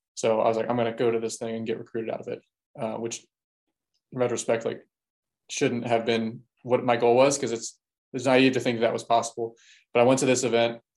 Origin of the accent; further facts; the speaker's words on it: Baltimore, Maryland, United States; I'm from Baltimore